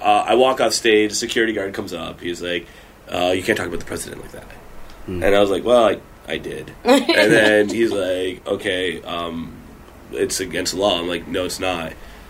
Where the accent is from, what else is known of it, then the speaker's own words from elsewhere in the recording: Canada; moved away; growing up in Canada